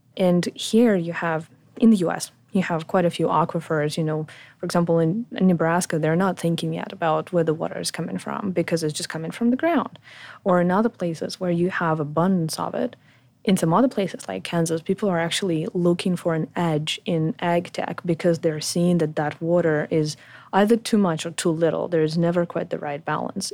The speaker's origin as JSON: {"language": "English", "country": "Ukraine", "tie": "born or raised there", "also_born_or_lived": "Poland / France / Sydney, Australia", "moved": "as an adult", "said": "I was born in Ukraine"}